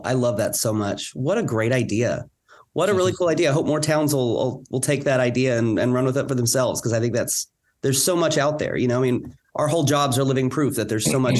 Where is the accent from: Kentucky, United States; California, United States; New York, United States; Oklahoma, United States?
Oklahoma, United States; Weatherford; I grew up in a small town in southwestern Oklahoma. I grew up in Weatherford and I love that town.